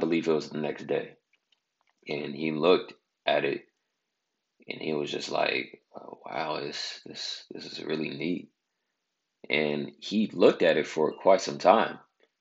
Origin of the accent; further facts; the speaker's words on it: Bay Area, California, United States; I'm from the Bay Area of California